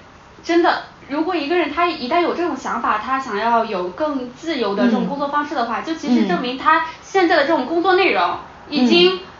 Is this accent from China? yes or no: yes; China; 我为身为中国人感到特别特别的感到幸运，我感到庆幸。